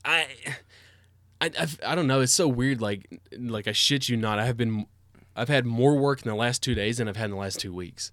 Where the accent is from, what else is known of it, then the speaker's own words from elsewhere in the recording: Cookeville, Tennessee, United States; also born or lived in Knoxville; Christina and I grew up in Cookeville